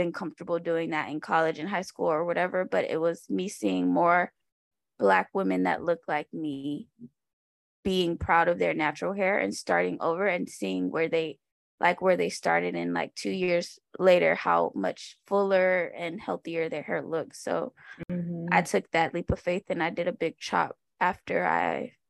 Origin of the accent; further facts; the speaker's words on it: Miami, Florida, United States; we grew up in Miami, so we were around other Black kids